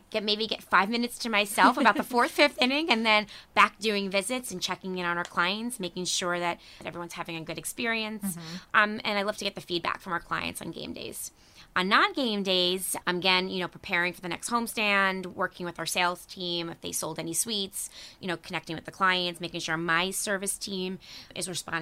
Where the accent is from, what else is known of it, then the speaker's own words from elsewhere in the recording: Harrison, New York, United States; I grew up in a town of Harrison, which is in Westchester County